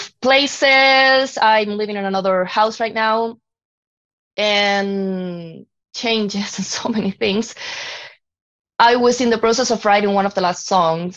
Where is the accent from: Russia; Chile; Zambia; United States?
Chile; moved away as an adult; now in Canada; I'm from Chile